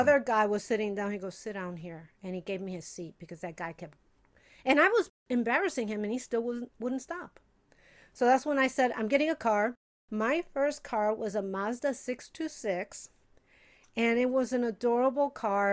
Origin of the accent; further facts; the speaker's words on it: Chicago, Illinois, United States; moved away as an adult; also born or lived in Puerto Rico (heritage); now in Los Angeles, United States; I'm from Chicago